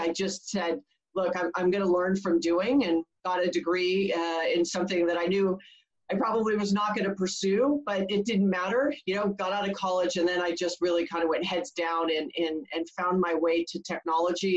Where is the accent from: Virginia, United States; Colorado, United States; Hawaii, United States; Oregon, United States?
Hawaii, United States; moved away as an adult; I was born and raised in Hawaii. Um, I didn't leave until I was almost 30.